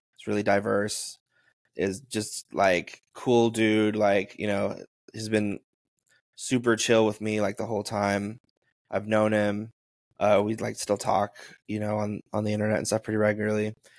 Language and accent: English; Taos, New Mexico, United States; my friend John and my friend Gabe, who I grew up with in Taos